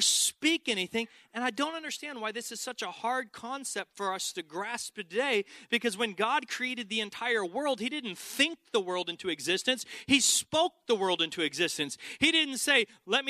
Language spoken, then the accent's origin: English; Texas, United States; I grew up in Texas